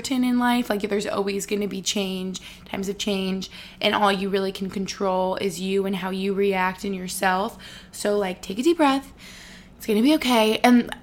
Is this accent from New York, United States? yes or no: yes; Albany, New York, United States; moved away as an adult; now in Boston, United States; I moved here when I was 18 for college